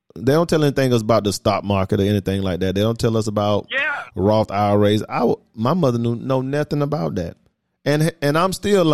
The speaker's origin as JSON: {"language": "English", "town": "Atlanta", "region": "Georgia", "country": "United States", "tie": "born or raised there", "said": "And I'm from Atlanta. I'm from Atlanta Public School too. I went to Archer High."}